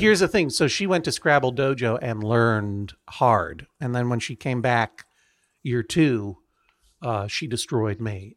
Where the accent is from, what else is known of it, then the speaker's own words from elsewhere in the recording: Brookline, Massachusetts, United States; also born or lived in Franklin County, Massachusetts; I'm from Brookline, Massachusetts.